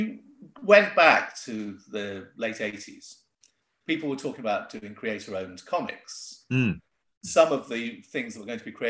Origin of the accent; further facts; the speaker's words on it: Port Sunlight, North West England, United Kingdom; I'm from Merseyside, I was born in Port Sunlight.